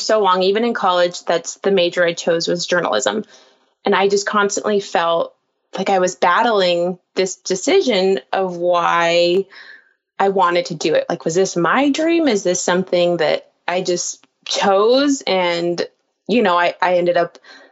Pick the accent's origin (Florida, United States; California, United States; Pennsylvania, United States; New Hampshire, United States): California, United States; Palm Springs; I was reporting in my hometown and anchoring there